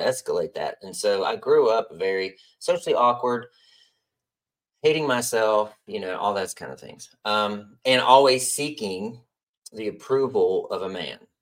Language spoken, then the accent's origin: English; West Virginia, United States; moved away; also born or lived in North Carolina; I grew up in West Virginia